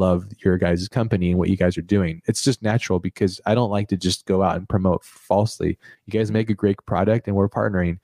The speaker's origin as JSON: {"language": "English", "country": "United States", "said": "I'm American."}